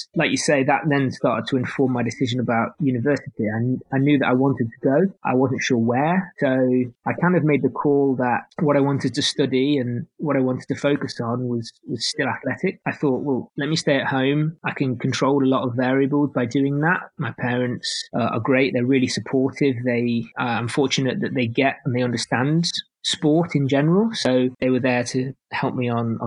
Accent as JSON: {"language": "English", "town": "Nottingham", "region": "East Midlands", "country": "United Kingdom", "tie": "born or raised there", "moved": "yes", "lives_now": "Birmingham, United Kingdom", "said": "I was originally from Nottingham, although I'm currently in Birmingham"}